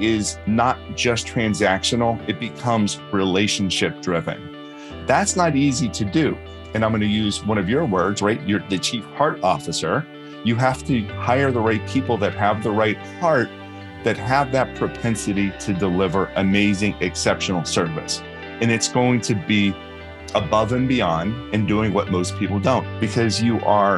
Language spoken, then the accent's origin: English; Pittsburgh, Pennsylvania, United States; accent: Pittsburgh; I grew up in Pittsburgh